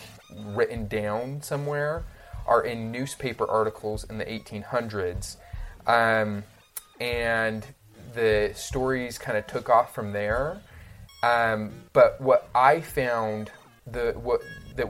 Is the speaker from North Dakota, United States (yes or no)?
no; Utah, United States; I grew up in Utah